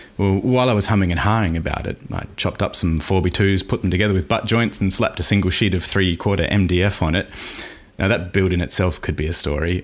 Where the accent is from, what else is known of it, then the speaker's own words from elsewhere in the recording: Australia; accent: Aussie; you've probably heard enough of my accent